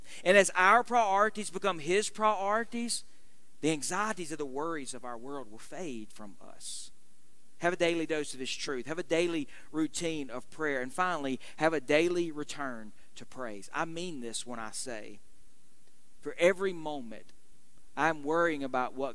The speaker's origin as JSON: {"language": "English", "country": "United States", "said": "as American Christians living in the midst of what is, we recognize, a very unchristian world"}